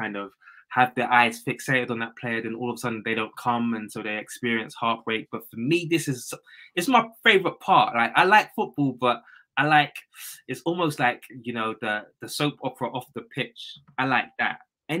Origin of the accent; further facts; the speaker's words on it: London, United Kingdom; I come from a place called Bermondsey. So it's like London. It's in South London, Bermondsey.